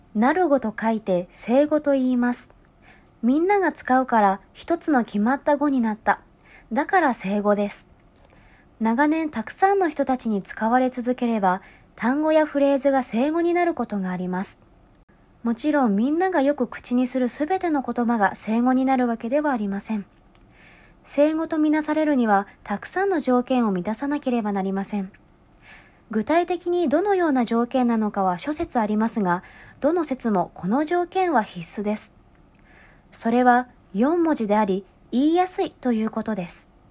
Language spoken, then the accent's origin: Japanese; Japan; 純日本人で声優の卵